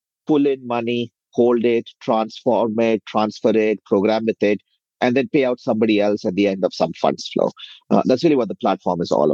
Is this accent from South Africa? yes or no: no; India; moved away as an adult; now in United States; I grew up in India, came over to the US about 18, 19 years ago as a software engineer